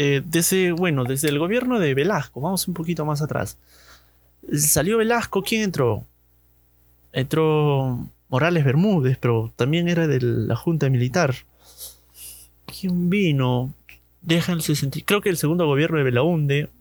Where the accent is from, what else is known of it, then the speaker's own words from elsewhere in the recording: Chaclacayo, Lima, Peru; Recuerdo que cuando era niño, mi, padre votaba allá en, en Chaclacayo, del, para todo, para la gente de Chaclacayo debe conocer el colegio Cetenos, Centenos, no, no sé muy bien su nombre. A mí me toca votar ahí